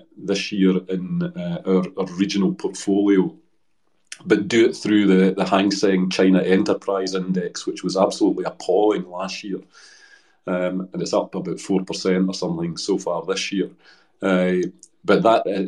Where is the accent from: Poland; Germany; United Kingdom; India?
United Kingdom; Dumbarton, Scotland; moved away as an adult; also born or lived in Hong Kong; My family come from Dumbarton